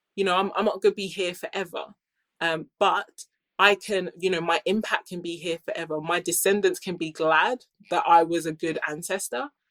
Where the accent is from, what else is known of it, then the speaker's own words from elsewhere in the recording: United Kingdom; I grew up here in the UK